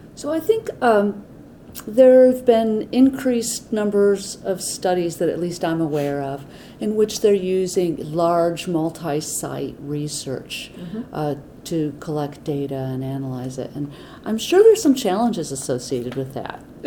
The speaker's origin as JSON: {"language": "English", "town": "Atlanta", "region": "Georgia", "country": "United States", "said": "I'm from Atlanta"}